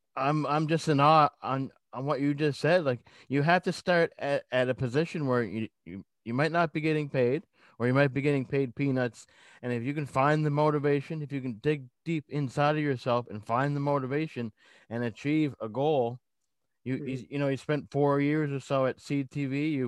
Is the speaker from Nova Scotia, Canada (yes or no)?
yes; Lower Sackville, Nova Scotia, Canada; being from Sackville? I grew up in Sackville for 25 odd years.